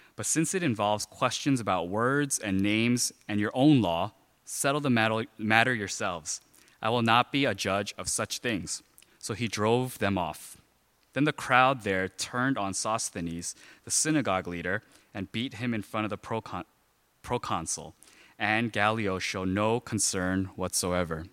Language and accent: English; New York City, New York, United States; when I was growing up in Flushing, there were a lot of like gangs